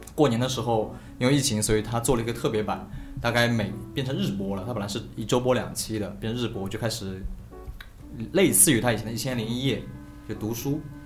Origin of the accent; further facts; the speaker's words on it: Shaoxing, Zhejiang, China; moved away; 我们老家那些学者、研究鲁迅那些书